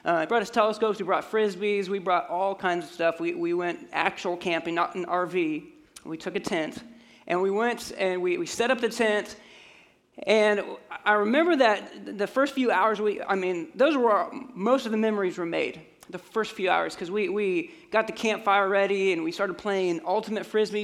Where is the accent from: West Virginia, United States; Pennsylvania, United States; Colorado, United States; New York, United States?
Colorado, United States; moved away; I grew up in Colorado